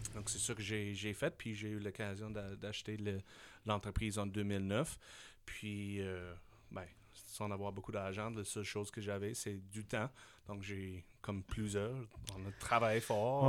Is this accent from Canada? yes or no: yes; Saskatchewan, Canada; French is a second language; moved away as an adult; also born or lived in Switzerland / Taiwan; je suis un gars de la Saskatchewan.